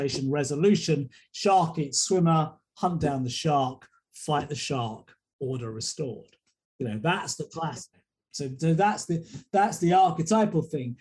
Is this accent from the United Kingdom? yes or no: yes; England, United Kingdom; Being an Englishman here